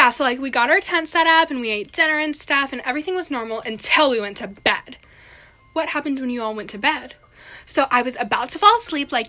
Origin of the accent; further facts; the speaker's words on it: California, United States; Yeah, so, like, I'm from California, like she just said, and so, like, I was in New Jersey because we, went to go visit my family or whatever